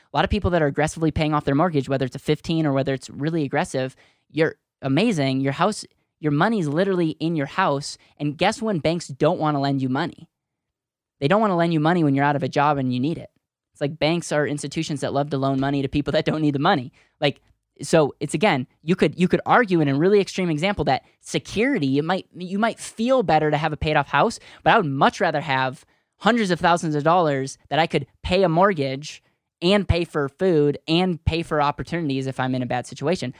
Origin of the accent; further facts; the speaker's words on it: Wisconsin, United States; now in Denver, United States; I grew up in Wisconsin